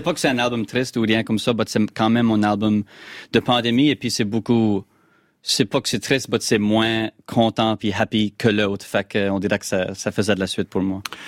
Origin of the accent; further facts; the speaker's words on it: Acadia, Canada; accent: Acadian; je suis un Acadien